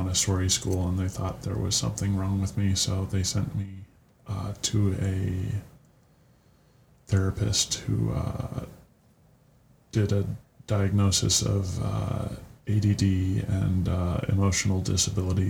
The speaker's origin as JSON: {"language": "English", "area": "Santa Cruz County", "region": "California", "country": "United States", "moved": "yes", "lives_now": "Phoenix, United States", "said": "I come from California, Santa Cruz County in particular"}